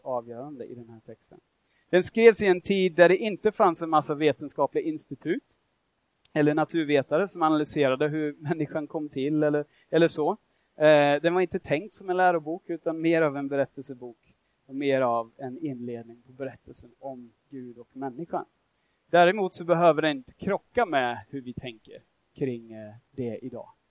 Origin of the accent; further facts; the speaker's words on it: Australia; Swedish is a second language; now in Sweden; jag är australiensare, jag har vuxit upp där, jag bor här i Sverige